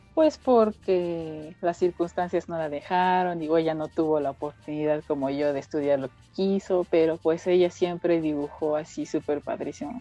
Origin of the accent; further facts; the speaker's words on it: State of Mexico, Mexico; soy del Estado de México